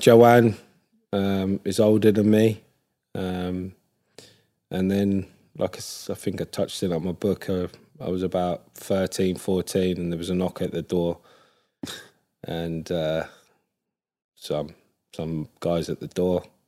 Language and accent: English; Ipswich, East of England, United Kingdom; I was born and raised in Ipswich